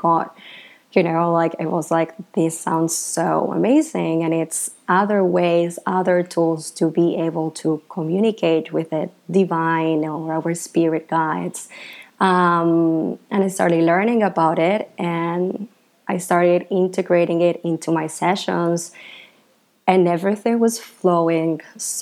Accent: Argentina; moved away as an adult; now in Bali, Indonesia; I am from Argentina originally. I grew up there

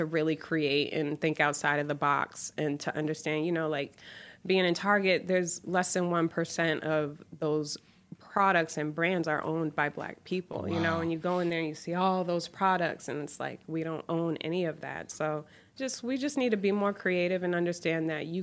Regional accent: Boston, Massachusetts, United States; moved away; also born or lived in Atlanta; I'm from Boston originally

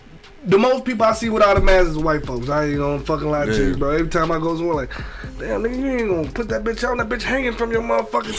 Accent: United States; Like we as American people

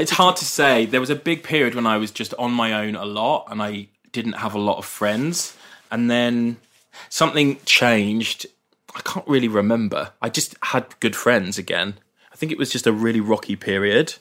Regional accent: Brighton, South East England, United Kingdom; growing up in Brighton

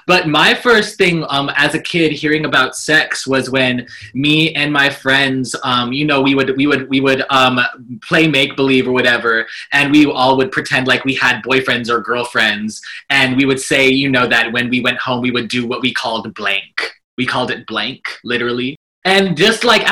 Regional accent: Colorado, United States; growing up in Colorado, it was great. I had a beautiful, amazing childhood. My family, they adopted me from birth and I grew up there

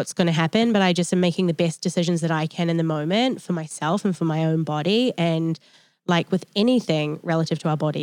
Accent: New Zealand; now in United States; I'm from New Zealand and like I was really raised in quite like a holistic way. And then I came to America

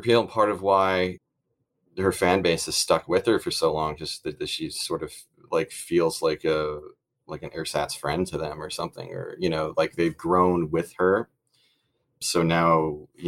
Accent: Monmouth County, Jersey Shore, New Jersey, United States; I'm from Jersey. I'm actually like from Monmouth County, Jersey Shore, like Springsteen territory

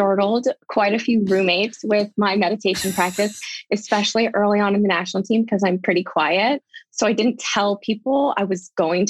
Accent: Southern California, United States; I grew up in Southern California

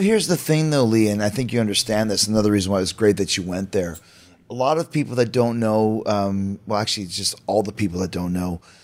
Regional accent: Canada; I'm Canadian, but we're from North America

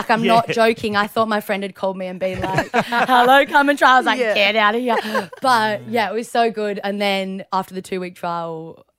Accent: Margaret River, Western Australia, Australia; Growing up in Margaret River was like the best childhood I've

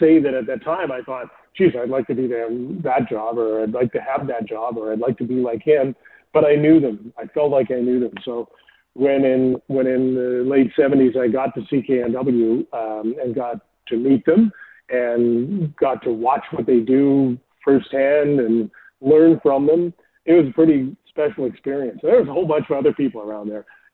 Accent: Fort St. John, British Columbia, Canada; moved away as an adult; also born or lived in Brandon, Manitoba / Vancouver; I grew up in Fort St. John

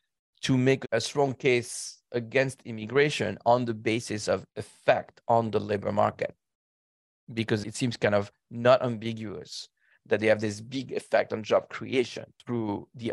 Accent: Paris, Île-de-France, France; now in United States; I'm an immigrant to the US. I grew up in Paris

